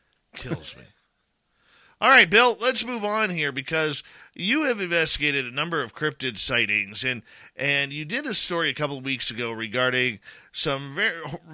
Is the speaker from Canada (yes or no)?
yes; Canada; as a Canadian